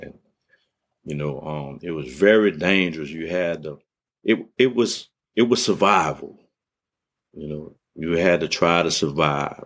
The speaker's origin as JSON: {"language": "English", "town": "New Orleans", "region": "Louisiana", "country": "United States", "tie": "born or raised there", "said": "growing up in New Orleans, um, we, we, we moved from the seven ward to the eight ward"}